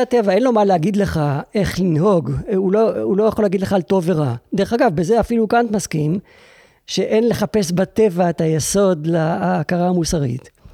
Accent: Israel; אני יהודי ישראלי

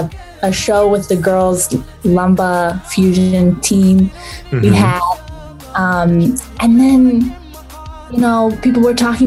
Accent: Northern California, United States; Northern California, we're having big wildfires, and a lot of it was started by lightning. So over in my hometown where I'm staying these days

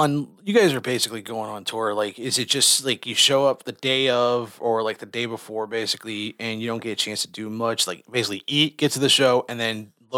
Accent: St. Louis, Missouri, United States; I grew up primarily around South City, St. Louis and Jefferson County and all that.

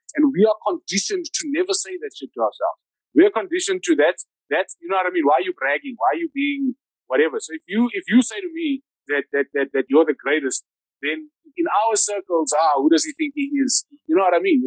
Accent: Johannesburg, Gauteng, South Africa; I come from El Dorado Park. I come from where all these, from where all these kids come from

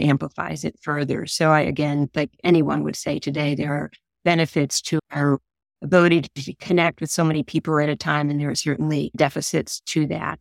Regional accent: Hickory, United States; moved away as an adult; now in Illinois, United States; I had a horse growing up in Hickory

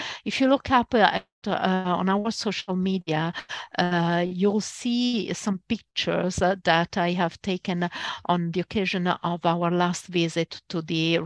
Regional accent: Venice, Veneto, Italy; I am from Murano

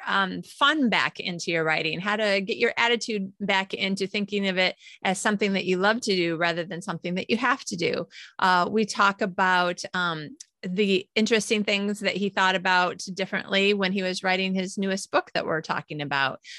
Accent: United States; moved away; how I used to live when I lived in America

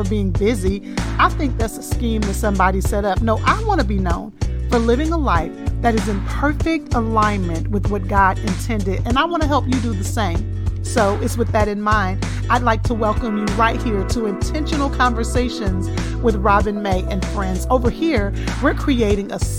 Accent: Texas, United States; accent: Texas twang; I'm from Texas, and sometimes, honey, this Texas twang makes me have to spell things

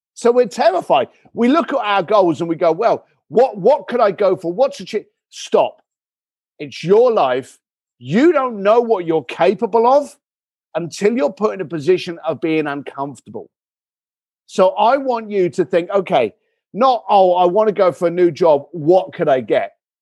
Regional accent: Tadley, South East England, United Kingdom; also born or lived in Reading / East London; now in Los Angeles, United States; I was born in Reading, grew up in, uh, Tadley, Basingstoke, those areas

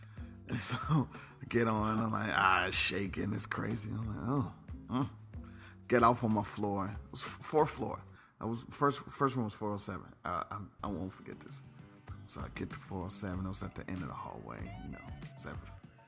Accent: Dayton, Ohio, United States; moved away as an adult; also born or lived in Grambling, Louisiana; I grew up in Ohio.

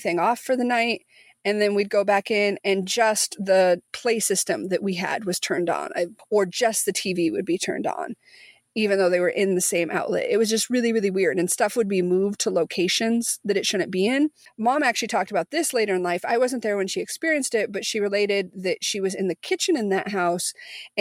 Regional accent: Missouri, United States; moved away; also born or lived in Tulsa, Oklahoma; the house that Ivy and I grew up in Missouri

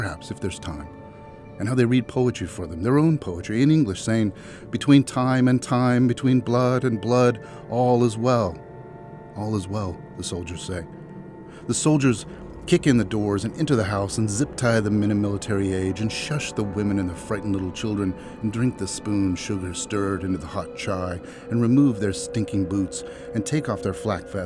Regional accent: Central Valley, California, United States; also born or lived in Fresno, California; I was in Fresno, California. I'm from the Central Valley

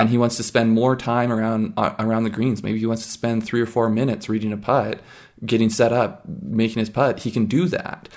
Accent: Canada

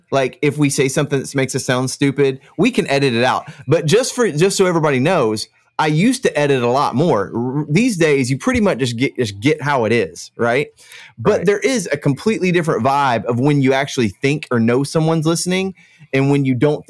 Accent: Florida, United States; accent: Central Florida; Well, I hope I have a Central Florida accent, which is no accent at all.

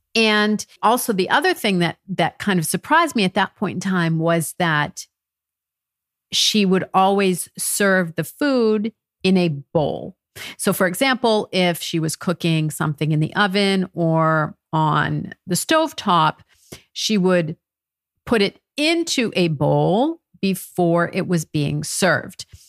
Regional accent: United States; moved away as an adult; now in France; I'm American and I've married to a Frenchman

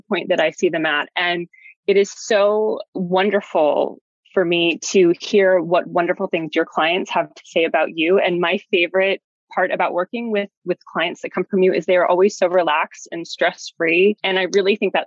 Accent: Utah, United States; now in New York, United States; I was getting married in Utah, which is my home state.

